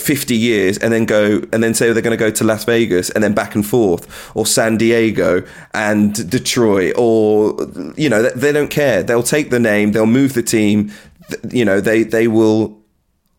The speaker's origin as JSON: {"language": "English", "region": "London", "country": "United Kingdom", "tie": "born or raised there", "said": "I'm from London. I'm from Northwest London. I grew up in Wembley, a 5-minute walk from Wembley FC"}